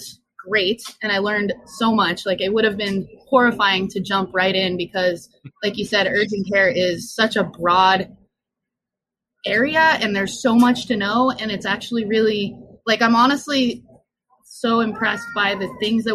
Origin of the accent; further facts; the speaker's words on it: Southwest Colorado, United States; moved away as an adult; now in Albuquerque, United States; I grew up there in Southwest Colorado in the Four Corners